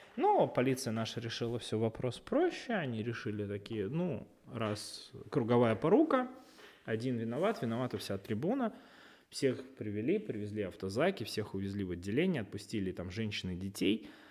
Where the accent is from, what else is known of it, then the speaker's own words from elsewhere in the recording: Russia; мы, э, болельщики из России